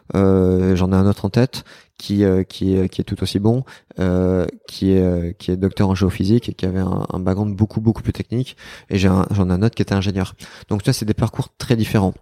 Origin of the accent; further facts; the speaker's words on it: Bordeaux, Nouvelle-Aquitaine, France; j'ai quitté Bordeaux à l'âge de vingt ans, à peu près. Et, euh, et je suis rentré à Bordeaux